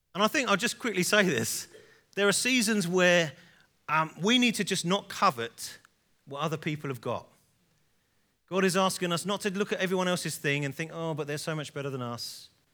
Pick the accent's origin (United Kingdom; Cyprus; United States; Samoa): United Kingdom; England; I'm an English guy